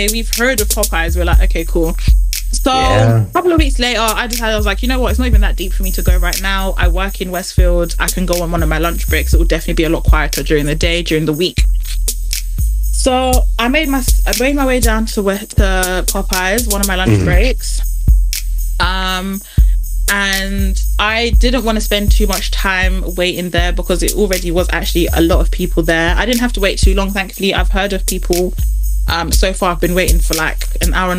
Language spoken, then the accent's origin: English; United Kingdom; we as British people